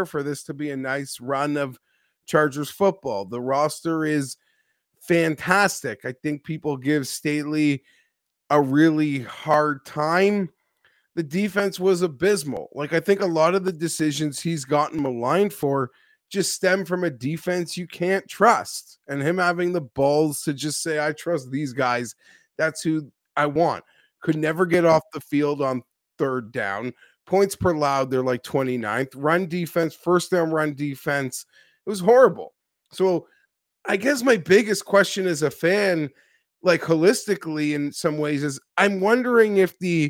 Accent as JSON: {"language": "English", "town": "Toronto", "region": "Ontario", "country": "Canada", "tie": "born or raised there", "said": "I am from Canada, from Toronto, born and raised."}